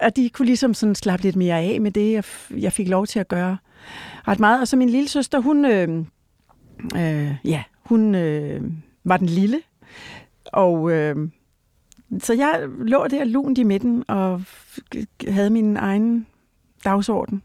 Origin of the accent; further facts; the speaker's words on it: Odense, Southern Denmark, Denmark; also born or lived in Rødovre; vi flyttede til, til Fyn, som et, da jeg var et år, og så, ja, så har vi boet forskellige steder i Odense og omegn